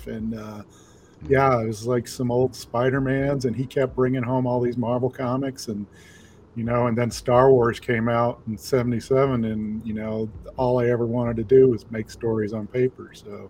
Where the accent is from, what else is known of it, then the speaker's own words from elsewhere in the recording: Jackson, Tennessee, United States; also born or lived in Selmer, Tennessee; I'm from Jackson, Tennessee, and even before that, we lived in a small town called Selmer